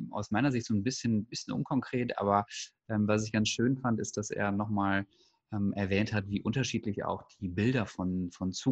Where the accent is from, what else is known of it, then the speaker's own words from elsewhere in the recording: Germany; man ist als Deutscher ja immer so ein bisschen ähm, angetriggert